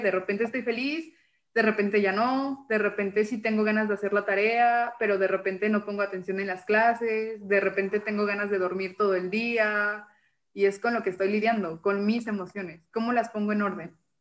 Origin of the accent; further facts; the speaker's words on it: Mexico City, Mexico; moved away as an adult; now in Jalisco, Mexico; Yo soy de la Ciudad de México